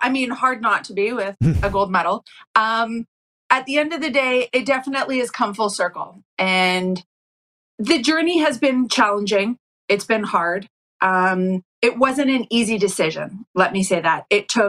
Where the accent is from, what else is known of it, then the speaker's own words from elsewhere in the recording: Calgary, Alberta, Canada; moved away as an adult; now in California, United States; growing up in Calgary